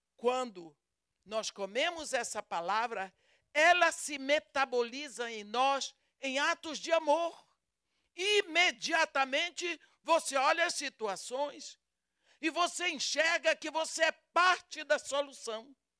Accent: Brazil; accent: Brazilian; o meu sotaque denuncia que eu sou brasileira. Eu falo português com sotaque brasileiro

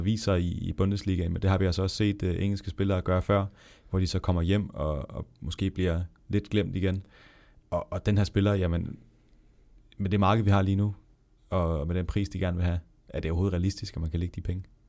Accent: Denmark; som dansker

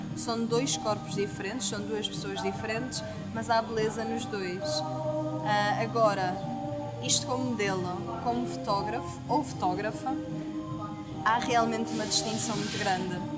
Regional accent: Portugal; sou portuguesa

